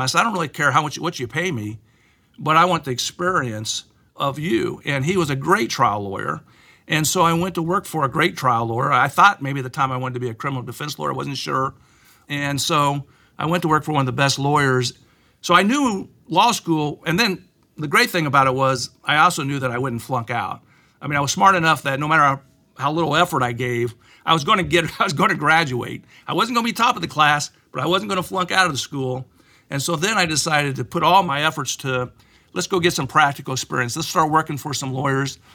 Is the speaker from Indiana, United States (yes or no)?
yes; Plainfield, Indiana, United States; also born or lived in Richmond, Indiana; we moved from Richmond to Plainfield, Indiana